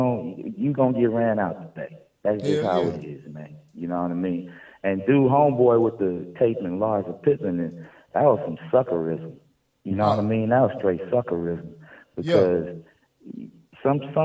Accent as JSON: {"language": "English", "town": "San Francisco", "region": "California", "country": "United States", "tie": "born or raised there", "said": "Oh, man, I'm from San Francisco, man."}